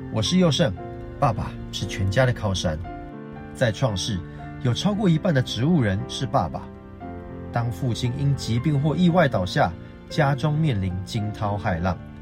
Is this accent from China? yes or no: no; Taitung, Taitung County, Taiwan; 我是来自台东的